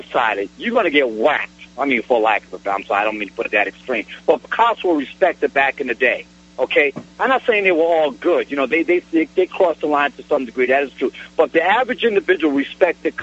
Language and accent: English; New York City, New York, United States; I'm from Brooklyn, New York.